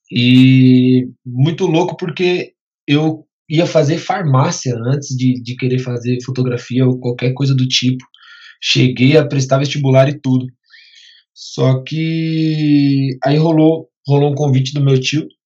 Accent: Guarulhos, São Paulo, Brazil; Sou de Guarulhos

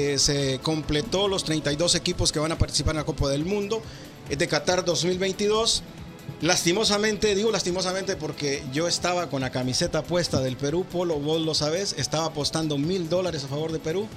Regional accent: Honduras; now in Indianapolis, United States; soy hondureño

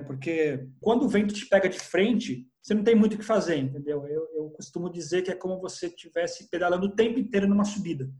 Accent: Brazil; sou brasileiro

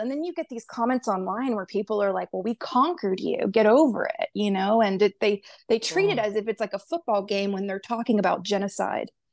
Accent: Pensacola, Florida, United States; I'm from Floribama. Pensacola, yeah, Pensacola, Florida, which is on the tip of the panhandle of Florida

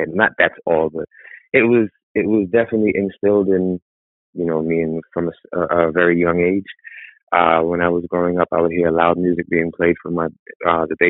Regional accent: New York, United States; now in Los Angeles, United States; I was born in New York

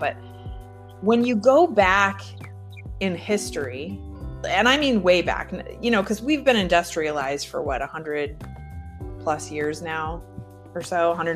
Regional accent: Michigan, United States; I grew up in Michigan

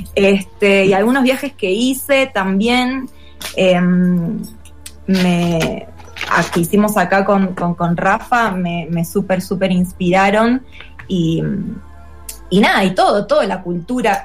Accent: Don Torcuato, Buenos Aires Province, Argentina; moved away as an adult; also born or lived in El Bolsón; now in Mexico; yo en realidad soy em, de, de, Don Torcuato, que es, em, digamos, partido de Tigre

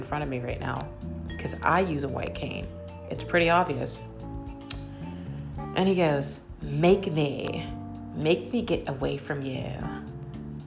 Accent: Massachusetts, United States; I'm from Massachusetts

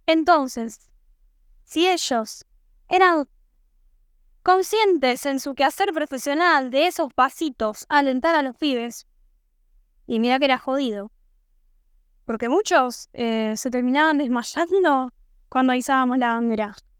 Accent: Santo Tomé, Argentina; soy de Santo Tomé

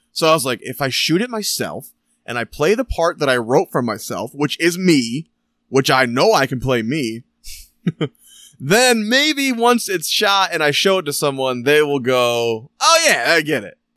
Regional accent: Michigan, United States; We're from Michigan. I'm from Michigan

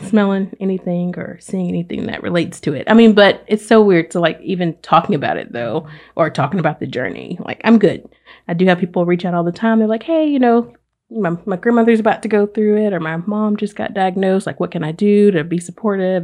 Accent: Oxford, Alabama, United States; moved away as an adult; now in Pensacola, United States; I am originally from Oxford, Alabama

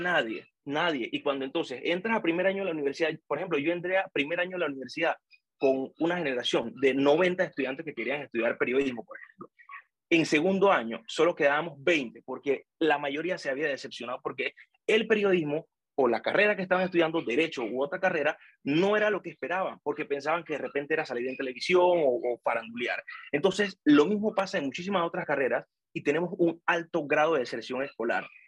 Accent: Panama City, Panama; yo que soy de Pedreal, o sea, yo soy del corregimiento de Pedreal, orgullosamente, y yo tuve que ir al Remón Cantera, a Paitilla, porque no había cupo

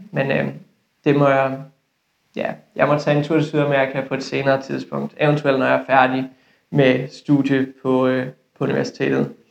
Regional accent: West Jutland, Denmark; accent: Jutlandic; Jeg er 24 år gammel, og så kommer jeg fra Vestjylland. Det er, det er egentlig sjældent, at folk kommenterer på min dialekt, men jeg kan ikke afvise, at I måske kan ane

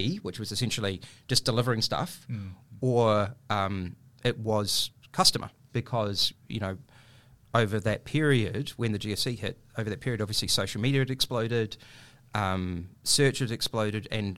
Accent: New Zealand; accent: New Zealand; moved away as an adult; now in Australia; my career started in the 90s in New Zealand, as you can probably tell by my accent

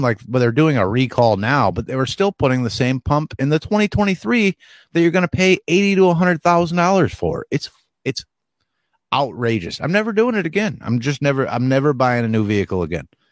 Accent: Northeast, United States; moved away; I'm from the Northeast

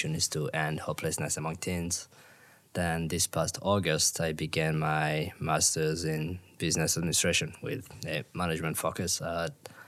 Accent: Burundi; moved away as an adult; now in Minnesota, United States; I'm from Burundi, which is a really small country in Eastern Central Africa.

